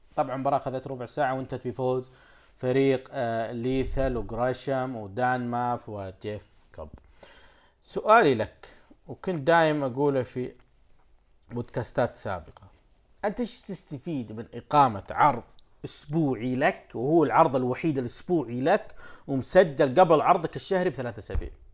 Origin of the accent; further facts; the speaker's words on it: Saudi Arabia; عندنا في السعوديه